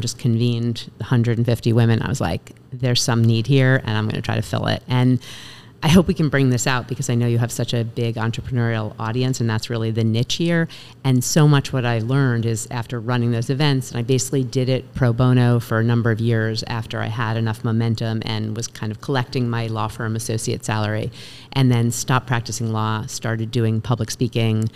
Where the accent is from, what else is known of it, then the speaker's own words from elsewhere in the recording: Westchester, New York, United States; now in North Fork, United States; I grew up in Westchester, outside of the city